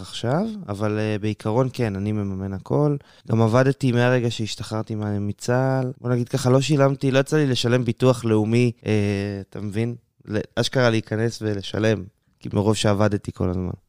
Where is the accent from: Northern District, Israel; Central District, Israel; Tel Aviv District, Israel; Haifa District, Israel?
Central District, Israel; Matan; moved away as an adult; now in Beersheba, Israel; אני במקור מיישוב מתן בדרום השרון, שם גדלתי וחונכתי